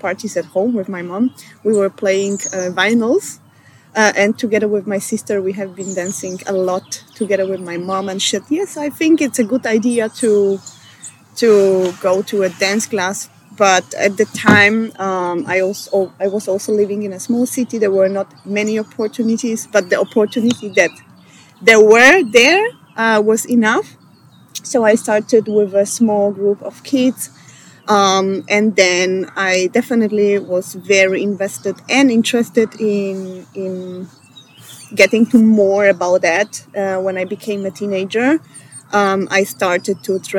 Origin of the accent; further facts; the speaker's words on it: Poland; English is a second language; moved away as an adult; now in Vienna, Austria; I come from Poland, but I'm based in Vienna since 8 years.